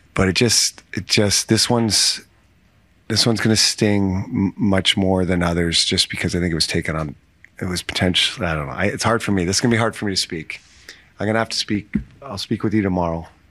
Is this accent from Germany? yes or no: no; Canada; being a Canadian kid growing up